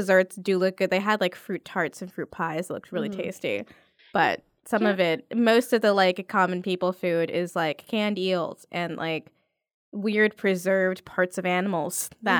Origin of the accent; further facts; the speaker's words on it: New York, United States; I've just understood the catch-22 of being a New Yorker on the street.